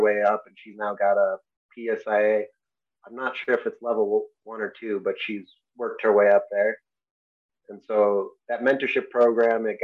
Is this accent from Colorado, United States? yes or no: no; Enfield, Connecticut, United States; I grew up in Connecticut